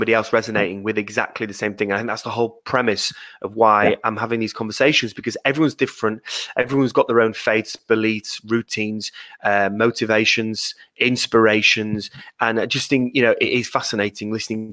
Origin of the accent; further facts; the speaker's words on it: Yorkshire and the Humber, United Kingdom; I'm a Yorkshireman